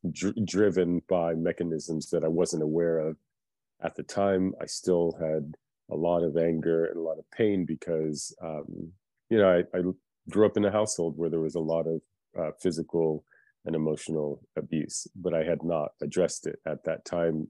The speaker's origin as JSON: {"language": "English", "country": "United States", "tie": "born or raised there", "also_born_or_lived": "Philippines", "said": "I was born in the Philippines and came to America when I was four years old"}